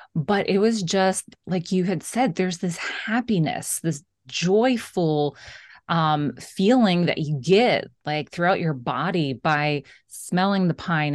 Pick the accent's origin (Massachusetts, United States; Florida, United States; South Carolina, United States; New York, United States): Florida, United States; since I grew up in Florida, Christmas was always, of course, so hot